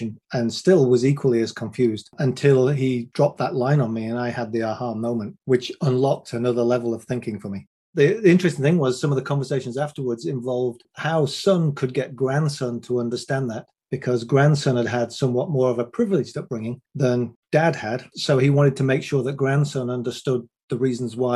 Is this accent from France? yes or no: no; England, United Kingdom; I'm a 6 foot one white guy from England